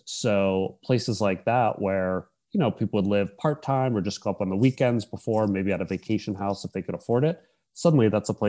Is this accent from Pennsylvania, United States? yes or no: yes; Pennsylvania, United States; also born or lived in San Francisco; So I'm originally from Pennsylvania, kind of near Pittsburgh.